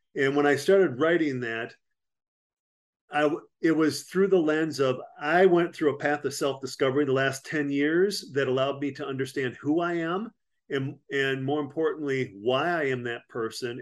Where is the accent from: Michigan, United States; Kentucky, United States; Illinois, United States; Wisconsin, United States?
Wisconsin, United States; Platteville; moved away as an adult; also born or lived in Frankfurt, Germany / Panama / Fort Devens, Massachusetts; I'm from Platteville, Wisconsin originally